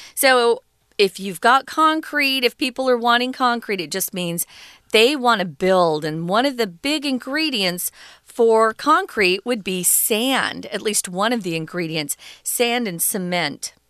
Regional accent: Arizona, United States; born or raised there

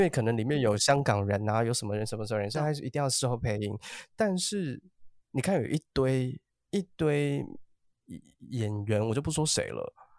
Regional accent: Taiwan; 他们不会说我是台湾来的

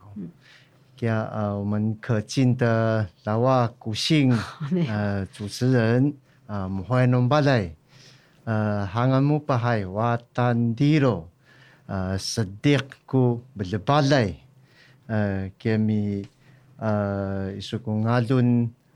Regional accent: Taiwan; also born or lived in Nantou County; 一直都在我们赛德克族族的族群的发源地

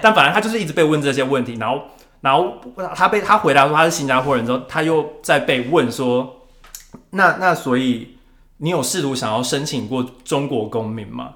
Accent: Taiwan; 我们就是台湾人讲话就是会黏，黏，黏在一起

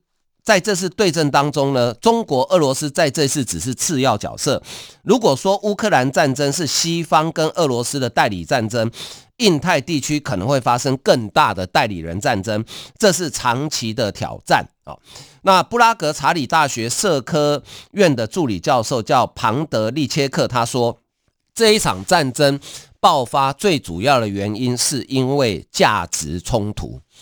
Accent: Taiwan; 一个人，我们台湾人哈，那个人他不具名，他匿名。也就是说，我们台湾一个人捐的钱比你中国全国还多诶。

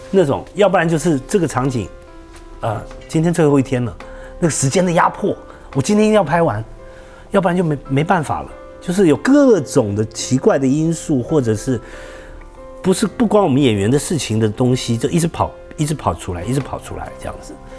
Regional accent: Taiwan; 我们就是眷村长大的孩子

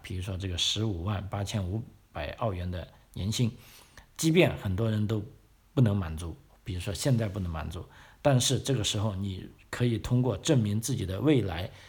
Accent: China; 因为就从我们中国人的这个，呃，尤其是知识分子这个传统的观点来说啊

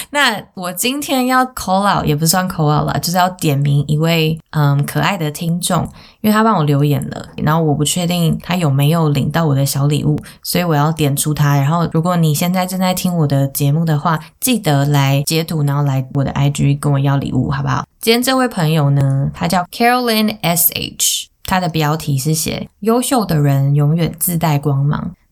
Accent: Taiwan; 我是嗯土生土长的台湾人。

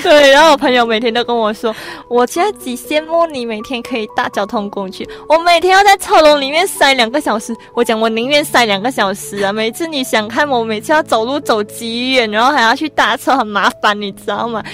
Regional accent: Malaysia; moved away as an adult; now in Taiwan; 我们马来西亚算是一个回教国家嘛

